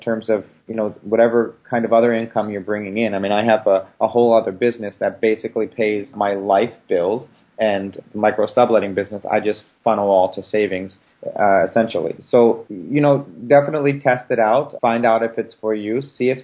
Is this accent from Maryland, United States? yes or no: yes; Baltimore, Maryland, United States; moved away; Baltimore, which is my hometown